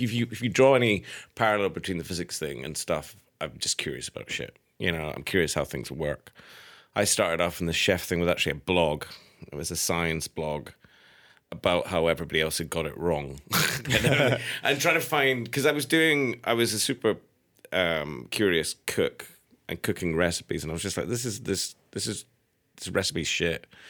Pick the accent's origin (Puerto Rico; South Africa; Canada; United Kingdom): United Kingdom; Edinburgh, Scotland; moved away as an adult; also born or lived in Manchester; I grew up in Edinburgh